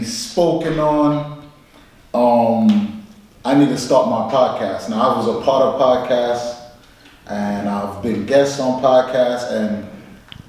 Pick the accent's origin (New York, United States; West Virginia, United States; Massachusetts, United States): New York, United States; New York City; I'm not from Brooklyn, I'm from Flatbush first